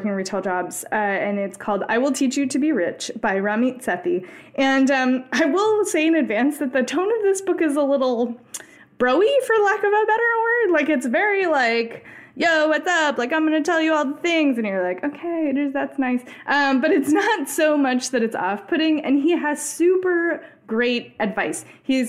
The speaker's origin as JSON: {"language": "English", "country": "United States", "said": "as an American"}